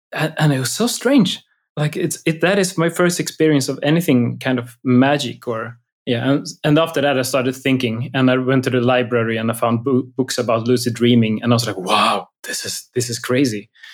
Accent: outside of Gothenburg, Västra Götaland, Sweden; I grew up outside of Gothenburg.

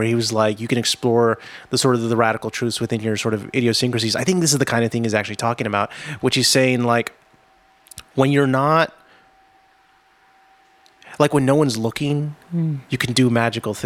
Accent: Austin, Texas, United States; also born or lived in San Antonio; I grew up in Austin

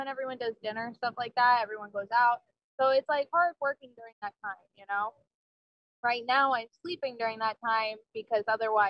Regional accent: New Jersey, United States; moved away as an adult; So I grew up in New Jersey, came here for school, just never left, basically.

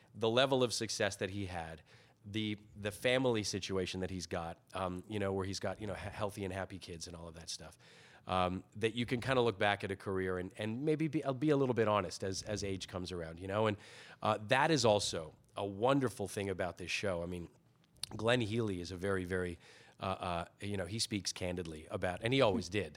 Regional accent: Toronto, Ontario, Canada; also born or lived in Scotland / Thornhill; I was born in Scotland. We emigrated uh, when I was very young to Toronto

